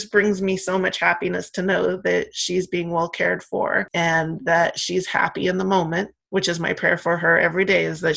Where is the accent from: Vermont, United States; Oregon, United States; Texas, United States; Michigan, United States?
Oregon, United States; born or raised there; also born or lived in San Francisco, California